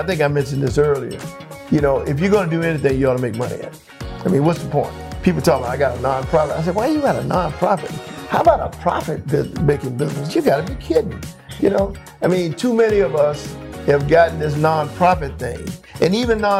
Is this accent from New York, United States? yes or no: no; West Palm Beach, Florida, United States; moved away as an adult; also born or lived in Rochester / Oakland / Orange County; growing up in West Palm Beach